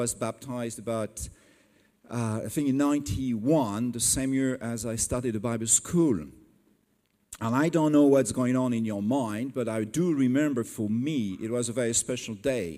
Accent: France; English is a second language; I'm not English, I'm French

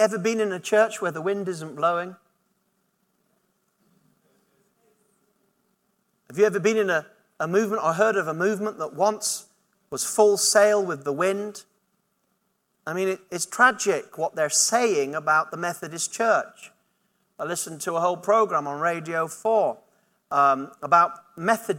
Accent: Yorkshire and the Humber, United Kingdom; moved away as an adult; also born or lived in Durham; now in Buckinghamshire, United Kingdom; I was brought up in Yorkshire, I went to university in Durham

